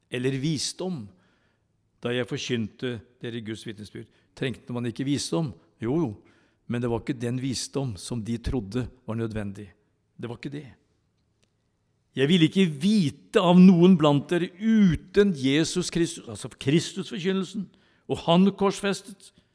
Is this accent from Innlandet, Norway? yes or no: yes; Tylldalen, Innlandet, Norway; jeg vokste opp i Tylderen